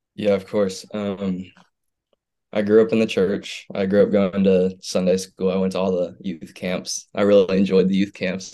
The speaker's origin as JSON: {"language": "English", "town": "Houston", "region": "Texas", "country": "United States", "tie": "born or raised there", "said": "I grew up in Houston, Texas"}